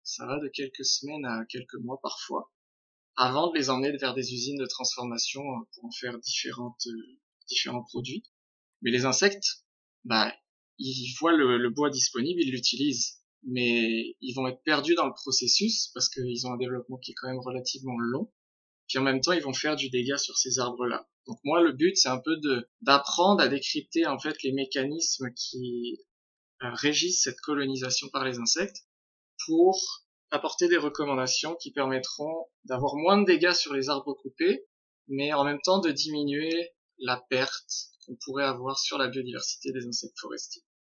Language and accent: French; France; moved away as an adult; now in Quebec City, Canada; je suis français